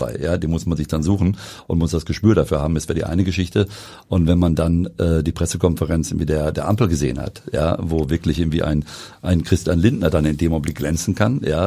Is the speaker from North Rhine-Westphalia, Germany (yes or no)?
yes; Wetter, North Rhine-Westphalia, Germany; wir kommen beide aus Wengern